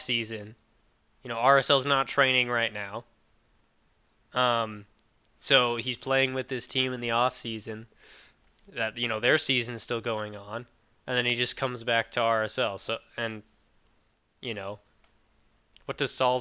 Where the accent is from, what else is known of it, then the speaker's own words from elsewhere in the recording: United States; I'm an American